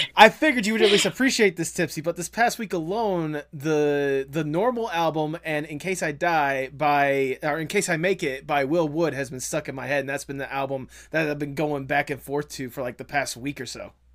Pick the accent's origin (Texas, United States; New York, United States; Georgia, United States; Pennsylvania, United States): Georgia, United States; I'm actually from Georgia. That's where I currently am right now.